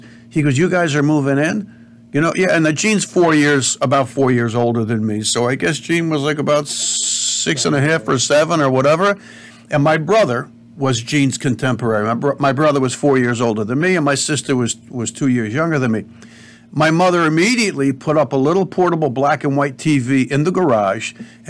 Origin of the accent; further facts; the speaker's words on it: Cedar Grove, New Jersey, United States; also born or lived in Bloomfield, New Jersey; We moved from Bloomfield, New Jersey to Cedar Grove. It was still Essex County.